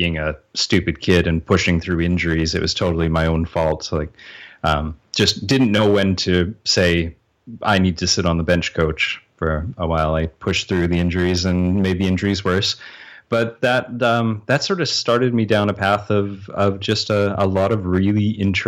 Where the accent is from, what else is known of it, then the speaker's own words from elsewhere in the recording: Canada; accent: Canadian; because I'm Canadian